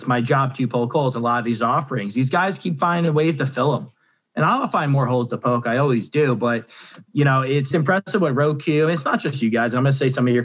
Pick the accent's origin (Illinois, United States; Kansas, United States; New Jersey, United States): New Jersey, United States; I'm from Jersey, the Sopranos all day.